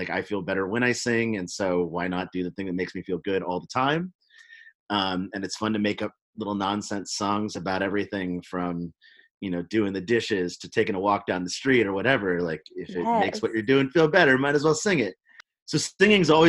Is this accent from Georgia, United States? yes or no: no; Oakland, California, United States; also born or lived in Memphis, Tennessee; I grew up in Oakland, California, but I'm from Memphis